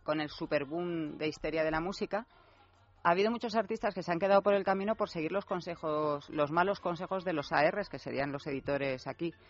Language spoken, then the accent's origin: Spanish; Marbella, Andalusia, Spain; also born or lived in Torremolinos; yo que me he criado en Marbella, porque yo soy de Torremolinos